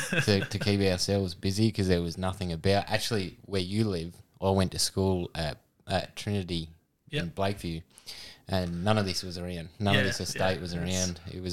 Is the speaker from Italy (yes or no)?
no; Adelaide, South Australia, Australia; And Radelaide. {S0} Radelaide? {S1} Yeah, good old {S0} Born and bred. {S1} Yeah. Unfortunately.